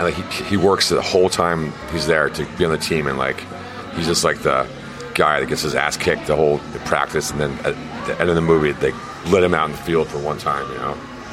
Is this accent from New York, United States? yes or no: no; Minneapolis, Minnesota, United States; born or raised there